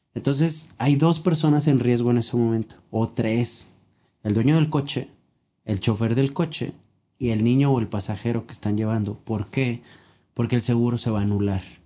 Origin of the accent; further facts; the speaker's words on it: Mexico; nosotros como mexicanos